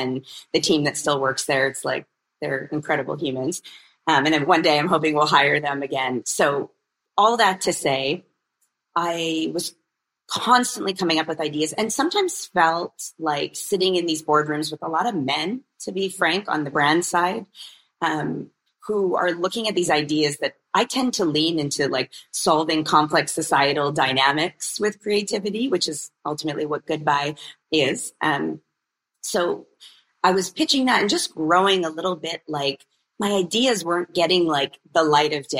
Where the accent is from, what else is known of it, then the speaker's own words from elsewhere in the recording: Canada; I'm born and raised in Canada